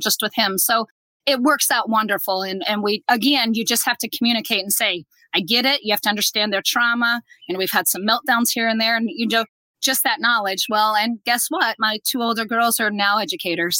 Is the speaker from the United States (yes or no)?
yes; Nebraska, United States; we're from Nebraska, so you know we're Husker fans